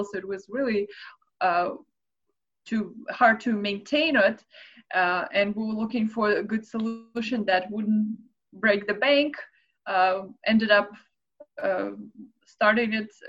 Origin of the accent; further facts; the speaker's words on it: Moscow, Russia; moved away; I'm originally from Moscow, Russia